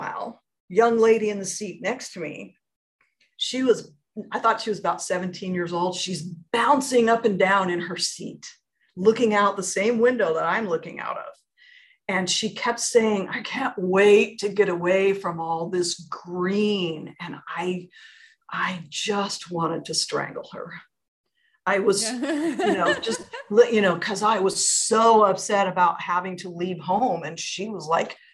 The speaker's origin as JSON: {"language": "English", "town": "Portland", "region": "Oregon", "country": "United States", "tie": "born or raised there", "also_born_or_lived": "Phoenix", "moved": "as an adult", "said": "my hometown. I grew up here"}